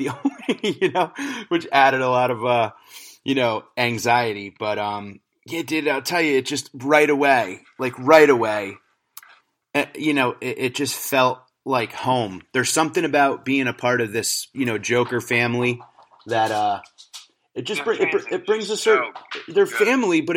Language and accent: English; Connecticut, United States; in my home state in Connecticut